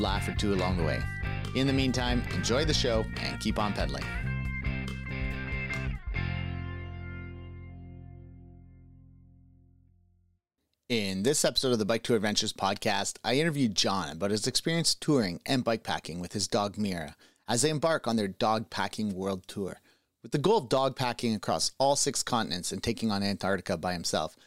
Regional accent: Trenton, Ontario, Canada; I grew up in Trenton

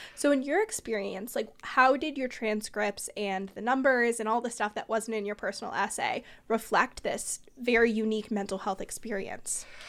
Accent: Bay Area, California, United States; I'm from the Bay Area

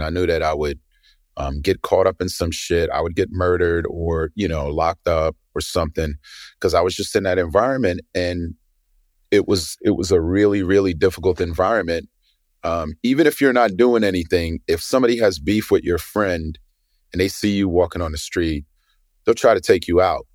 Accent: New York City, New York, United States; I grew up in Brooklyn in the eighties

